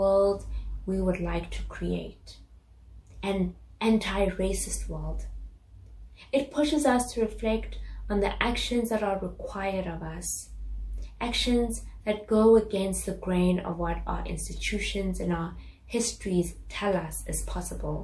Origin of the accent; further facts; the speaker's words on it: South Africa; moved away; I grew up in South Africa, a country newly integrating black and white people